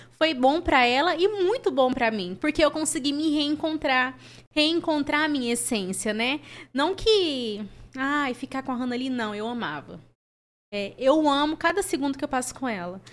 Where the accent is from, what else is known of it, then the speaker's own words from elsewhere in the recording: Ituverava, São Paulo, Brazil; moved away; eu sou natural de Ituverava, interior de São Paulo.